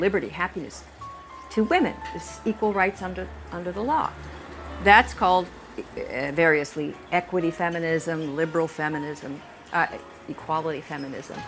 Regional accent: United States; I am from the United States

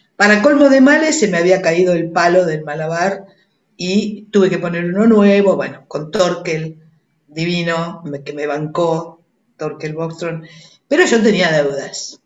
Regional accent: Buenos Aires, Argentina; Nací en Devoto, en, el, en el hospital de Devoto

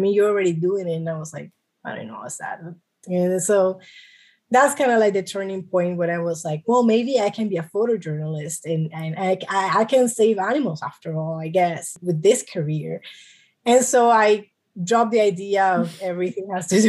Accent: New York City, New York, United States; I was born in New York City. My family, both of my parents are Colombian

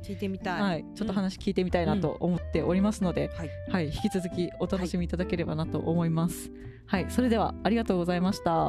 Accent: Fukuoka, Japan; 地元福岡だから空気がいいなと思って、

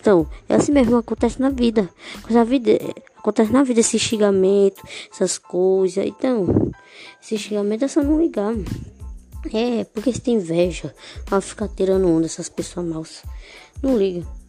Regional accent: Northeast Brazil, Brazil; Só nordestino sou. Só nordestino de Porto Iguaçu.

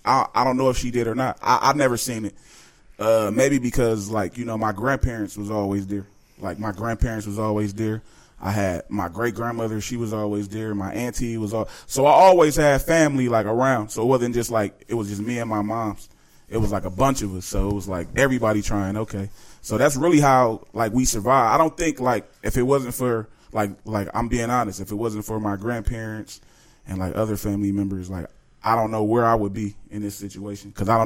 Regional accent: Chicago, Illinois, United States; I was born in Chicago, Illinois, man.

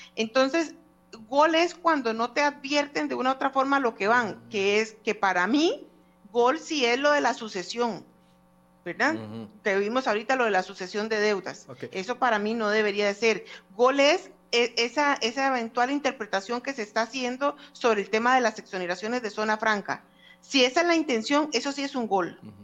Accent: Costa Rica; como costarricenses

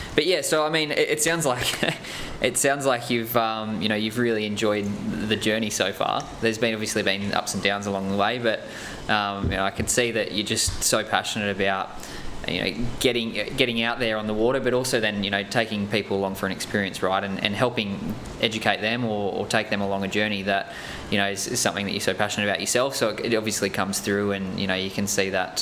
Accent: Nelson Bay, New South Wales, Australia; my hometown up in Nelson Bay

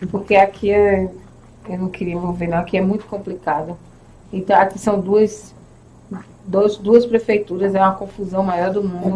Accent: Recife, Pernambuco, Brazil; now in Pedra de Fogo, Brazil; Eu sou de Recife, né? Nasci em Recife

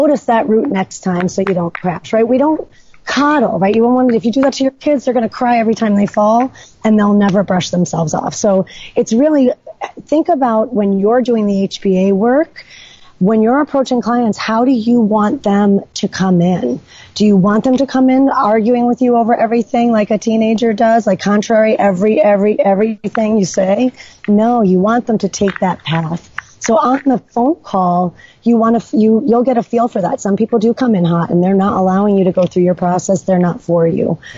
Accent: New York, United States; moved away as an adult; now in Killington, Vermont, United States; I'm not from here. I'm from New York

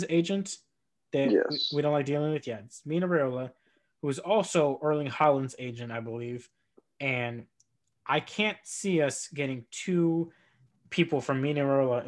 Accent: United States; speaking as an American

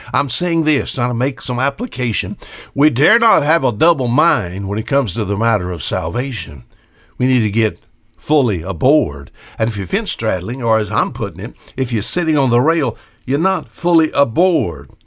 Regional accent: Gulf of Mexico, Gulf Coast, United States; I was raised, basically, I was raised in the Gulf of Mexico on an old shrimp trawler.

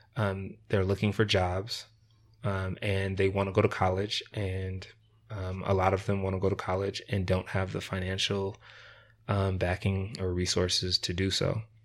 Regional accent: Rochester, New York, United States; moved away as an adult; also born or lived in Layton, Utah; now in Ogden, United States; I actually grew up in Rochester, New York

